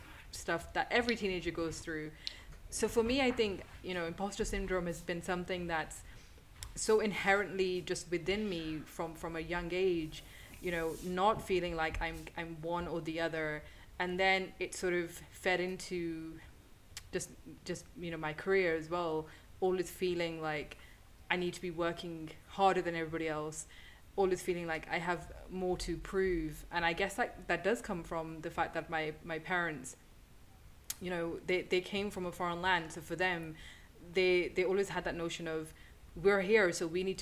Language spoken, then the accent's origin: English; United Kingdom; being a British Pakistani